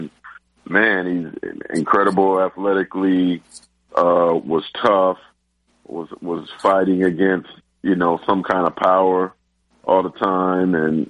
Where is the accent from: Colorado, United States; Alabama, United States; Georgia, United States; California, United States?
California, United States; San Jose; when I grew up in San Jose